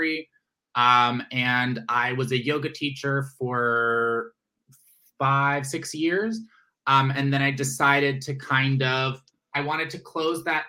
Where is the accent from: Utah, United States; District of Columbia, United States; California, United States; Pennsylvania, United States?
District of Columbia, United States; Washington; I am originally from Washington, D.C.